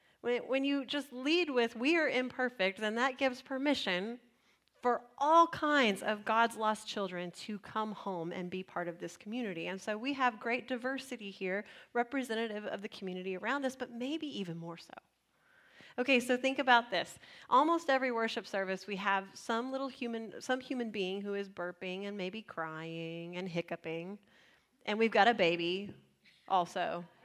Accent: San Antonio, Texas, United States; Some of us immigrated from other places in Texas, like me, right? I came from San Antonio.

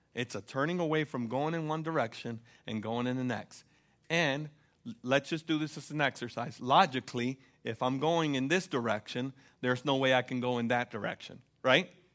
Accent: United States; as an American, I have to admit, I'm a consumer

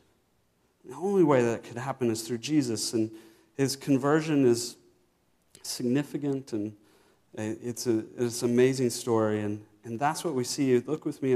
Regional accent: Virginia, United States; I grew up in Virginia

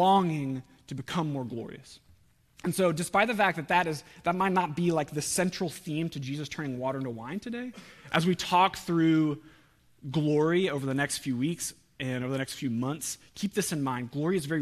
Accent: Oklahoma, United States; we're from Oklahoma

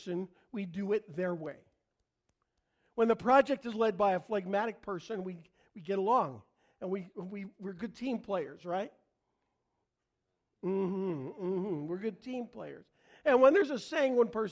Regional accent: Canada; I'm Canadian

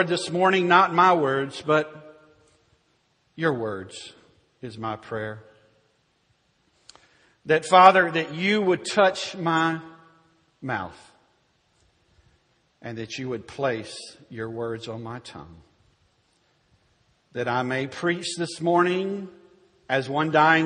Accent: Louisville, Kentucky, United States; my hometown of Louisville, Kentucky.

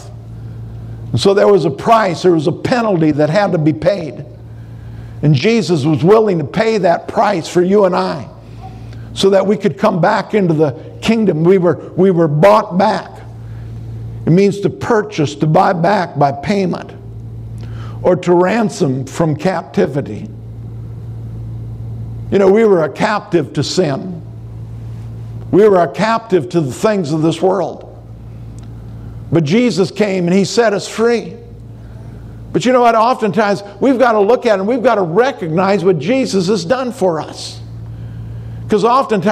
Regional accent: Minnesota, United States; I'm from Minnesota

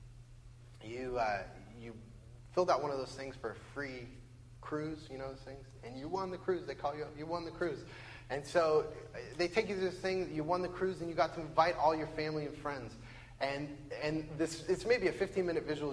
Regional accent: Bellevue, Washington, United States; also born or lived in Western Samoa; I grew up in Bellevue

